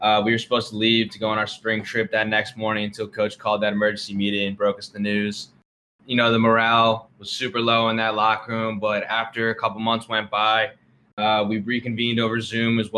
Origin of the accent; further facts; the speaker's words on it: New Jersey, United States; I'm from New Jersey